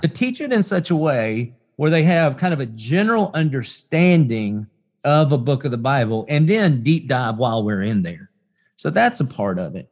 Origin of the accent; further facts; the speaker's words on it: the South, United States; growing up in the South, I'd heard of Jesus, and I would have said I was a Christian just 'cause I was Southern and I was American